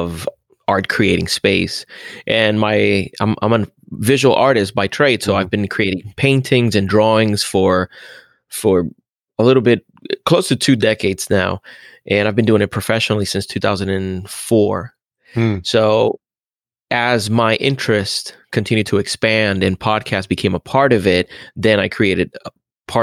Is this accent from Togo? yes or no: no; Puerto Rico; moved away as an adult; also born or lived in Central Florida; now in Florida, United States; I grew up in Puerto Rico, and I moved to Florida when I was 20 years old.